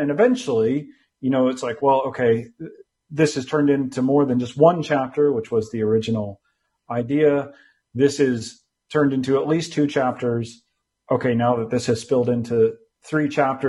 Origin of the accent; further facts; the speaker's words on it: United States; moved away as an adult; also born or lived in California; now in London, United Kingdom; I'm American by birth